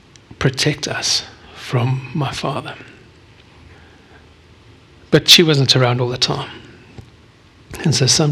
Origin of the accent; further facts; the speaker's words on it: South Africa; born there; I was born 55 years ago, on the 17th of July, 1968, in South Africa. My accent does not give that away, but that's okay.